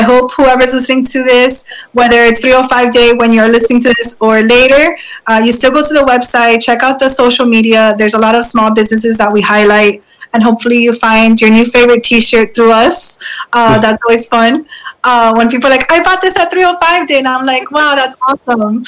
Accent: Miami, Florida, United States; I'm grateful to live here because I often think about when my parents made the bold decision to come here

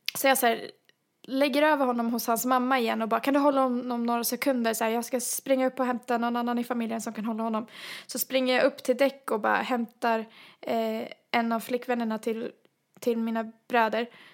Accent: Sweden; som svenskar vi är

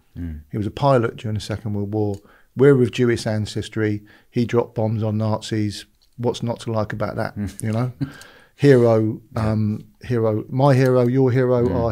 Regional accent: Weston-super-Mare, South West England, United Kingdom; moved away; also born or lived in London / Los Angeles; I fell out into the world in Weston-super-Mare in 1968

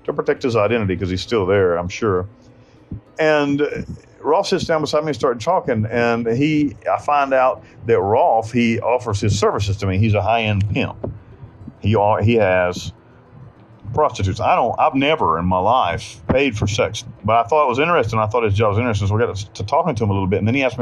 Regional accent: United States; moved away as an adult; also born or lived in Panama; I'm an American

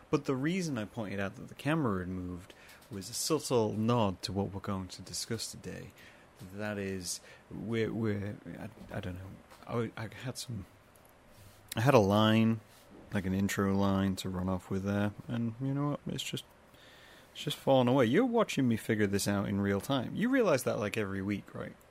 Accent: Midlands, United Kingdom; moved away; I'm apparently not not allowed to be part of any of it because I'm from the Midlands, and then I rejected the Midlands by moving away to another part of the world.

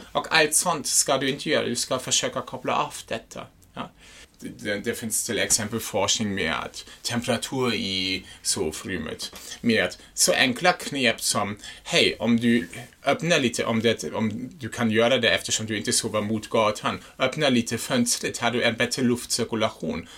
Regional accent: Germany; Swedish is a second language; moved away; jag är en tysk

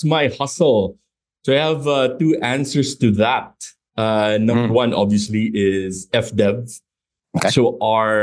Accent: Philippines; moved away as an adult; also born or lived in United States; I grew up in the Philippines

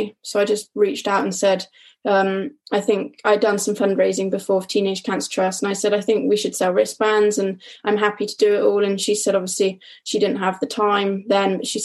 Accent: North Somerset, South West England, United Kingdom; I'm from North Somerset

